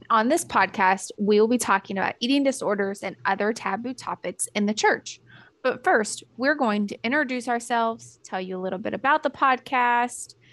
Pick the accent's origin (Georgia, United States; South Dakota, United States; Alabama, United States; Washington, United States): Alabama, United States; Theodore; also born or lived in other US states; I am originally from the Deep South, meaning I grew up mostly in Theodore, Alabama. And you most likely have no idea where that is, but it's right next door to Mobile, Alabama. I say mostly because I'm an Army kid.